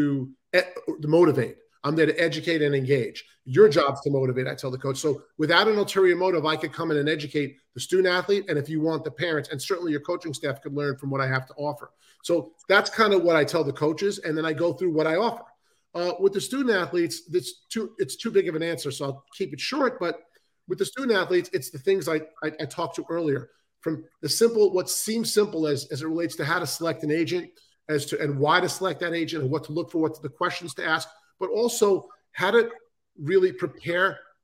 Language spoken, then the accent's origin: English; New York City, New York, United States; I'm from Queens, New York.